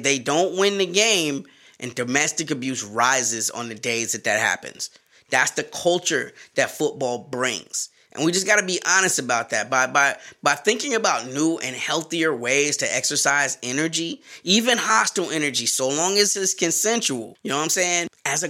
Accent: the South, United States; Bro, you're my cousin and I'm from the South. I gotta give my family something to do. You know, and we always had dogs down South.

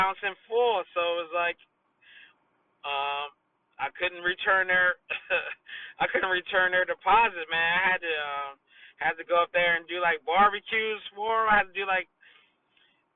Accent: Wilmington, Delaware, United States; also born or lived in Dover, Delaware; even though I'm from Wilmington and I just went to Dover

